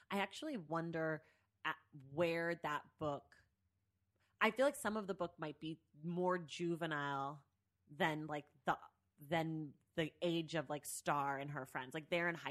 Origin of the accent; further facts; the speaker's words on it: Bay Area, California, United States; I'm from the Bay Area, you know.